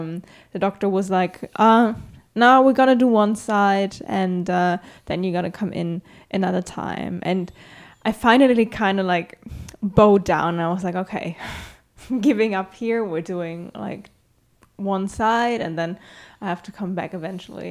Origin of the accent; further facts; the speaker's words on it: Germany; I'm from Germany